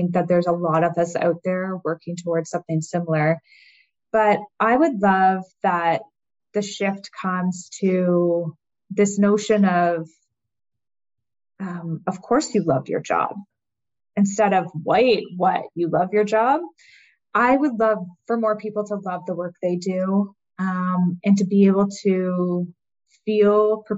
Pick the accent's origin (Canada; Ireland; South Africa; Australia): Canada; So I'm Canadian.